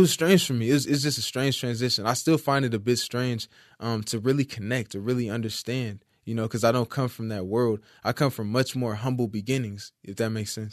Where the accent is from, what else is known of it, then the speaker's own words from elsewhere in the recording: Compton, California, United States; also born or lived in Hollywood, California / Fontana, California / Moreno Valley, California / Carson, California; I'm from Compton, California. Uh, I grew up around the borderline of Compton and Carson down the street